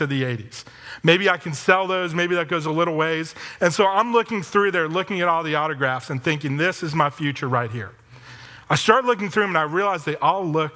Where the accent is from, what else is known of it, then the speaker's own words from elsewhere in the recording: Philadelphia, Pennsylvania, United States; I grew up in Philadelphia